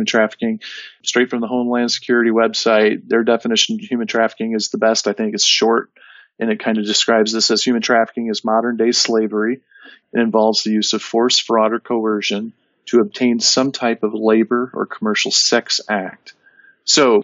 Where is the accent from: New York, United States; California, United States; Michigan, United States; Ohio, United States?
Michigan, United States; northern; moved away as an adult; now in northern Indiana, United States; I grew up in Michigan, northern Michigan.